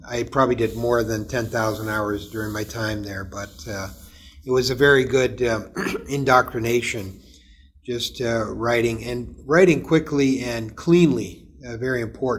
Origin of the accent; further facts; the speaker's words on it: Toronto, Ontario, Canada; I grew up in Toronto. Now, not downtown Toronto proper, but in an area called Downsview